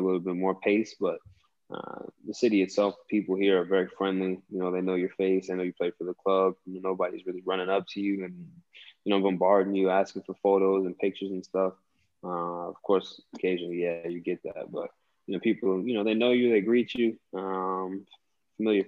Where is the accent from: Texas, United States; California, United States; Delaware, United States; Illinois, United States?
Delaware, United States; also born or lived in Bronx, New York; I grew up in Delaware